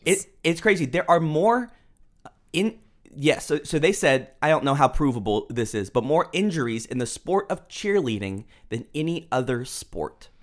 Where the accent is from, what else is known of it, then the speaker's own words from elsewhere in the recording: Houston, Texas, United States; now in Dallas, United States; So we live in Texas. We are in Dallas, but I was born in Houston